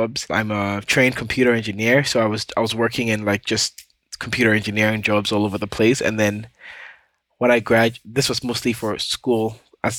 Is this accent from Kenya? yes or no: no; Ghana; now in Canada; I live in Canada. I was born and raised in Ghana